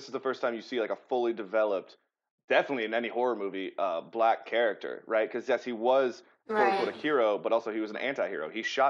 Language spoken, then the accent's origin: English; Georgia, United States; I'm from Georgia